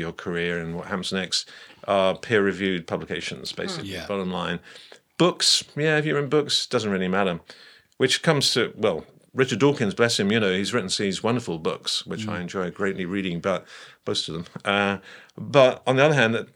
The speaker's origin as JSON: {"language": "English", "region": "London", "country": "United Kingdom", "moved": "yes", "lives_now": "Cambridge, United Kingdom", "said": "I come from Cambridge at the moment, London by roots."}